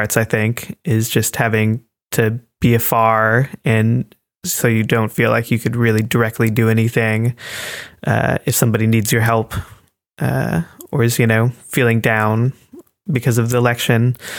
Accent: United States; now in Germany; basically feeling like you have to defend yourself whenever you're introducing yourself as an American, because people here are very politically minded.

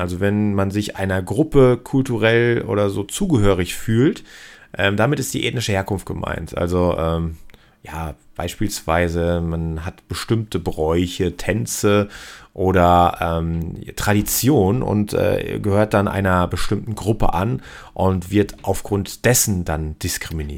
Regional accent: Cologne, North Rhine-Westphalia, Germany; Hier bei uns in Köln äh, wir sind hier sowieso sehr tolerant bekanntermaßen

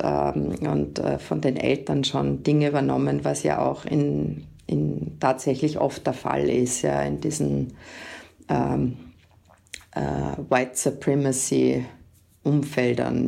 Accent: Austria; bei uns in Österreich

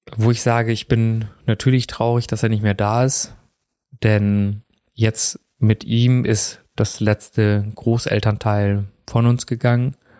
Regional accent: Germany; also born or lived in India; Ich bin ja in Indien geboren und bin ja relativ früh, also knapp unter zwei war ich, wo ich hier nach Deutschland gekommen bin und bin ja auch hier aufgewachsen

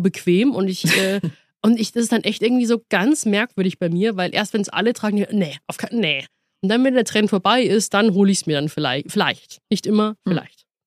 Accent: Munich, Bavaria, Germany; als äh, Münchnerin

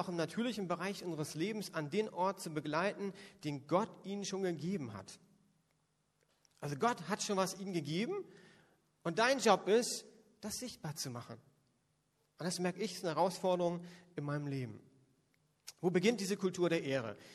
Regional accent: Northern Germany, Germany; now in Berlin, Germany; Das würde bei uns in Berlin überhaupt nicht ankommen und ich komme von der Küste geht das gar nicht.

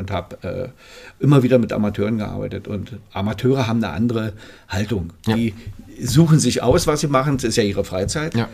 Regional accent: Potsdam, Brandenburg, Germany; ich bin äh, in Potsdam geboren. In Potsdam. Also in Babelsberg ja.

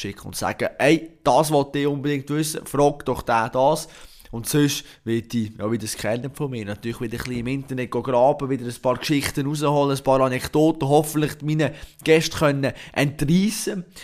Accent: Switzerland; als Schweizer

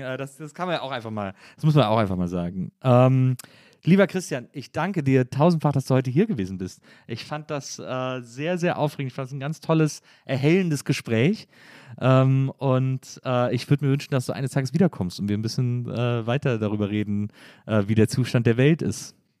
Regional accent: Germany; als Deutsche

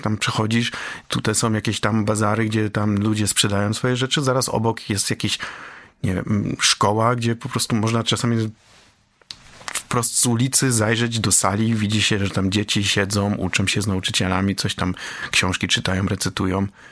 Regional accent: Poland

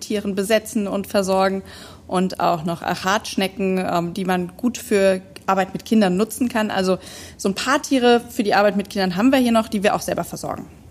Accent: Neuwied area, Rhineland-Palatinate, Germany; ich komme hier aus der Umgebung

